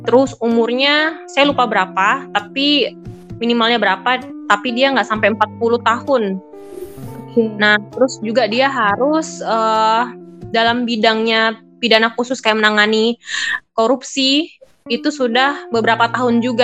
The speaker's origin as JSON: {"language": "Indonesian", "region": "Java", "country": "Indonesia", "lives_now": "Bulukumba, Indonesia", "said": "misalkan yang di sini contohnya di Bulu Kumba sendiri, saya orang Jawa."}